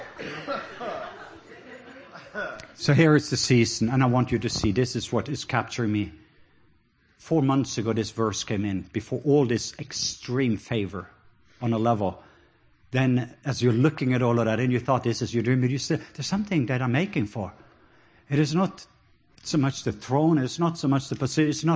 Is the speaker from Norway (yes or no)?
yes; Norway; accent: Norwegian; English is a second language; now in Georgia, United States; just my Norwegian accent